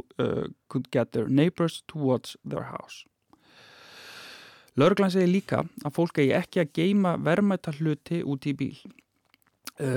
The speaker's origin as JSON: {"language": "English", "town": "Akureyri", "region": "Northeastern Region", "country": "Iceland", "moved": "yes", "lives_now": "Reykjavík, Iceland", "said": "I come from Akureyri in the north, a smaller town, and I had to get used to locking, for example, cars and places when I moved here to Reykjavik"}